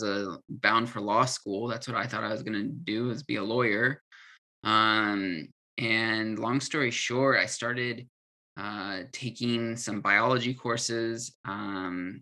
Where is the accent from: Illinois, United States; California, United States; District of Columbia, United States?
California, United States; moved away as an adult; also born or lived in Utah / Colorado; I'm from California. I did undergrad in Utah.